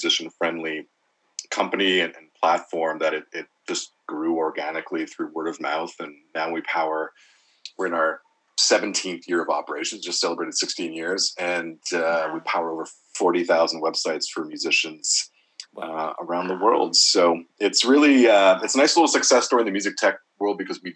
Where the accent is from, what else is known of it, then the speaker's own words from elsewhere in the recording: Montreal, Quebec, Canada; my hometown of Montreal